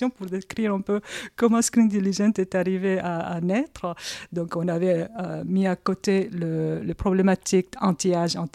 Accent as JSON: {"language": "French", "country": "South Korea", "said": "je réponds, je suis coréenne."}